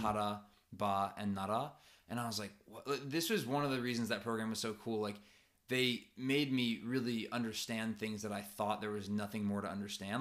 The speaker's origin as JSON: {"language": "English", "country": "United States", "moved": "as an adult", "lives_now": "Japan", "said": "especially as Americans"}